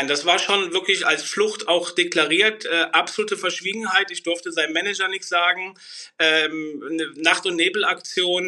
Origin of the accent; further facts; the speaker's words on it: Bornheim, Germany; komme aus Bornheim